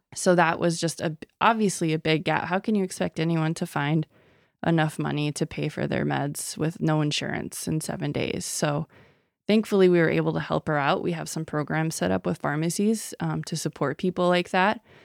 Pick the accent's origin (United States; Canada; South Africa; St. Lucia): United States; Sisseton, South Dakota; I'm originally from Sisseton, South Dakota